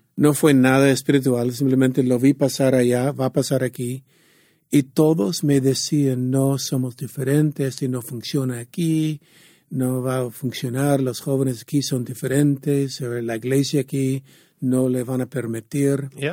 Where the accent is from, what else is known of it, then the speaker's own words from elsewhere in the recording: San Diego, California, United States; yo soy de San Diego